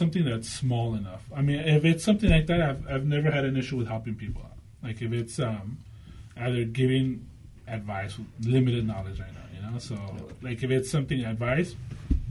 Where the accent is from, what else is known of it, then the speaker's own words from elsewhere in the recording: Los Angeles, California, United States; now in Whittier, United States; No, I was born in Los Angeles. I grew up in Los Angeles.